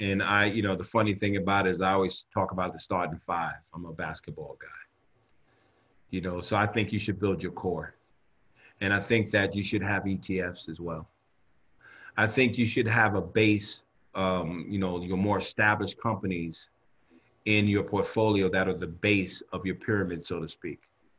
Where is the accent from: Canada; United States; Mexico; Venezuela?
United States; New York City, New York; And I'm from New York. You know, rent is really high in New York.